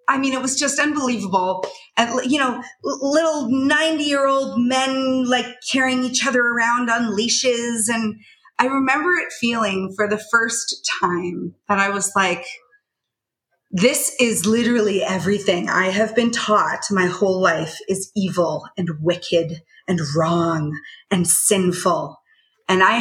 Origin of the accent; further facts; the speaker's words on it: Canada; I grew up in Canada